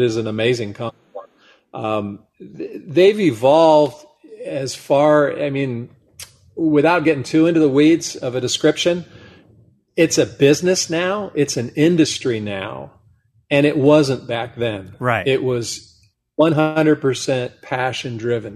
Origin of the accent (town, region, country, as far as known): Monterey Peninsula, California, United States; born or raised there